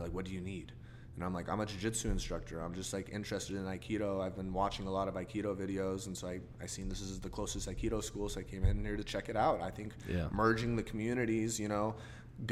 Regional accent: United States; I'm American

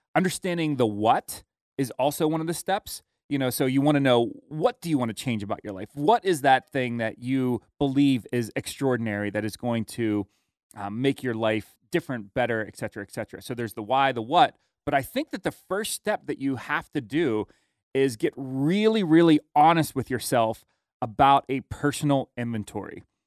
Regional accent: United States; how blessed we are as Americans

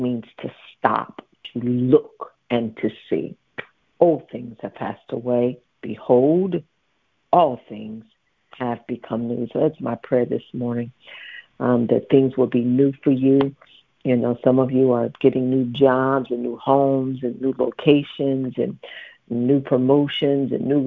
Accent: Dayton, Ohio, United States; moved away; I'm from Dayton, Ohio

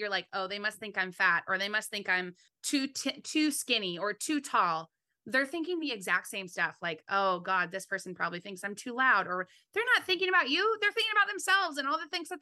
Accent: California, United States; I was born and raised in California

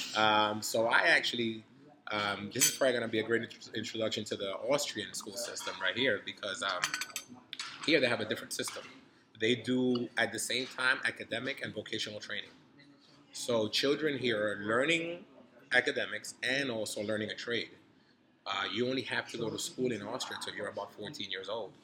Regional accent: New York City, New York, United States; also born or lived in Dominican Republic; I grew up in New York City in the '90s.

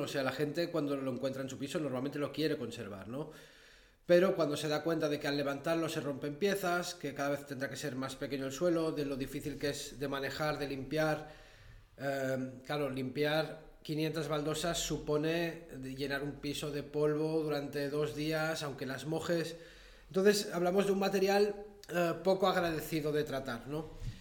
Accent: Andorra; Soy nacido en Andorra hace 38 años

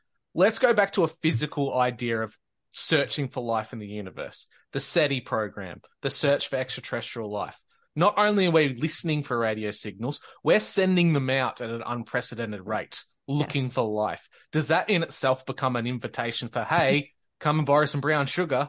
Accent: Australia; accent: Australian; jokes on him. He has to listen to my Australian accent all the time.

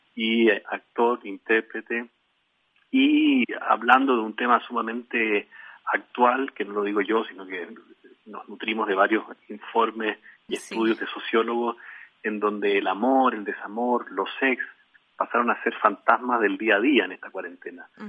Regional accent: Chile; un embajador de UNICEF en Chile

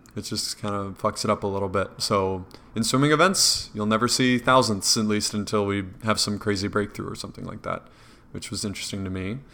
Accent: an hour from Madison, Wisconsin, United States; the closest one was Madison to my hometown

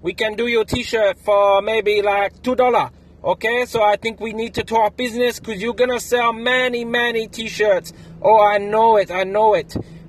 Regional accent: Shanghai, China; English is a second language; I'm from Shanghai in China. And I love running and riding and I love podcasts to listen to.

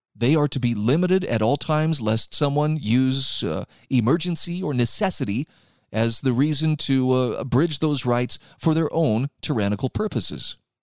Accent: Utah, United States; my home state of Utah

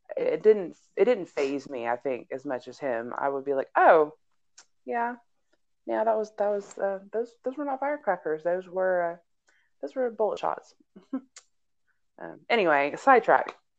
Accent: Houston, Texas, United States; now in Aurora, United States; where I grew up in my past, where I grew up in Houston, where I lived at before we moved to this neighborhood here in um, in Denver in Aurora

